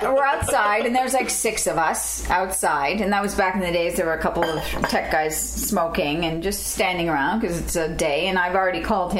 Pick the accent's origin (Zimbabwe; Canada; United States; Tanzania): Canada; I'm Canadian. I got to follow the rules, eh?